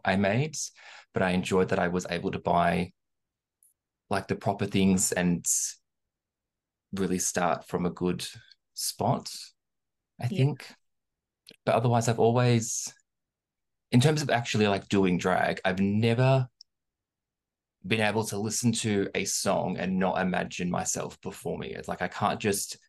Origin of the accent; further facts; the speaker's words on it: Melbourne, Victoria, Australia; accent: Australian; I'm from Melbourne, so obviously we were the most lockdown city in the world